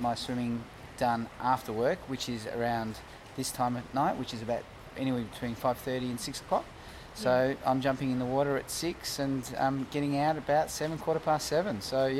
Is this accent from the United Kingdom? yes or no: no; Melbourne, Victoria, Australia; also born or lived in Jersey, Channel Islands / South Yarra; I grew up in Brunswick. I'm from the other side of the tracks.